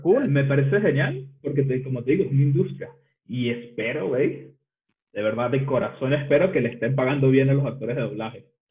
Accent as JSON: {"language": "Spanish", "country": "Venezuela", "said": "el de Venezuela, porque no tenemos tantas, eh, un acento tan marcado como el mexicano"}